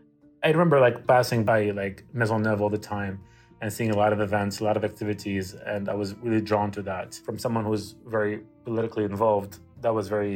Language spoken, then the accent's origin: English; Damascus, Damascus Governorate, Syria; first language ar; English is a second language; now in Canada; I was born in Damascus, Syria. I lived in Syria till 2000. That's when my whole family immigrated to Canada.